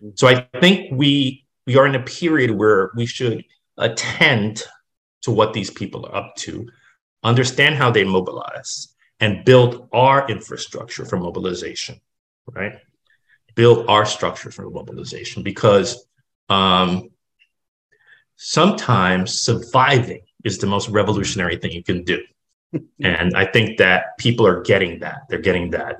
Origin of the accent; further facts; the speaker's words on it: Jersey City, New Jersey, United States; I grew up in a working class neighborhood in Jersey City, an industrial city